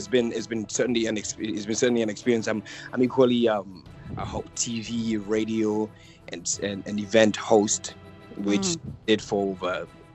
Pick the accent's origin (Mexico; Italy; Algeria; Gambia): Gambia; moved away as an adult; now in Atlanta, United States; Well, I'm originally from West Africa, the Gambia. Recently moved to Georgia, Atlanta.